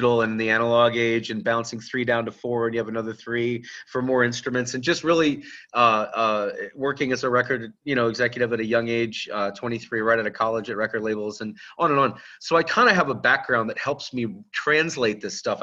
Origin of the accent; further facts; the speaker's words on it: St. Louis, Missouri, United States; a little record shop called Vintage Vinyl in St. Louis where I grew up